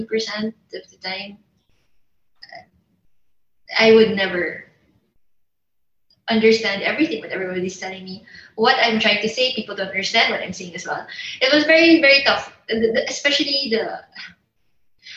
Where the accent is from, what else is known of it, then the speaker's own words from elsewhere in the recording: Philippines; I'm Filipino